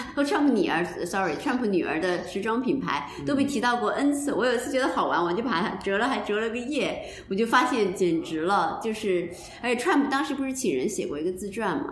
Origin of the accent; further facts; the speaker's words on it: Beijing, China; 按咱们北京人的话说